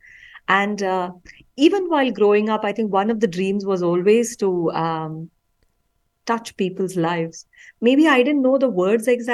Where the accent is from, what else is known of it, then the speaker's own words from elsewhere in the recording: Bangalore, Karnataka, India; I actually grew up in Bangalore City